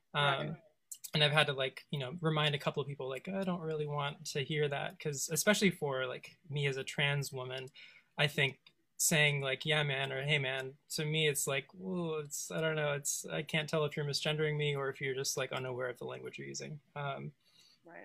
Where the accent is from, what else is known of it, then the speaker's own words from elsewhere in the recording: West Coast, United States; I grew up on the West Coast